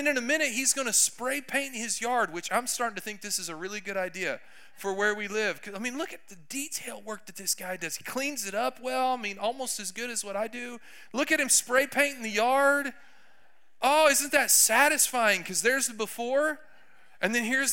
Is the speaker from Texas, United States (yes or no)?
yes; Texas, United States; I'm from Texas